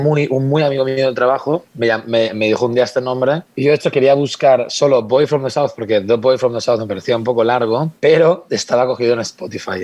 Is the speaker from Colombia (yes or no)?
no; Spain; moved away as an adult; also born or lived in Madrid; now in London, United Kingdom; en España tenemos una calidad de vida